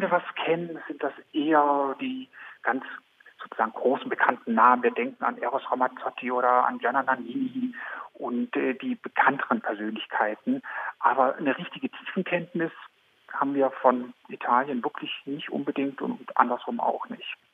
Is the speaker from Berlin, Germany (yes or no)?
yes; Berlin, Germany; ich komme aus Berlin